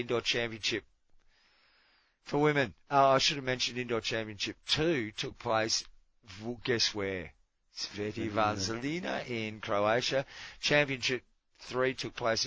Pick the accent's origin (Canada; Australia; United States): Australia; I'm an Australian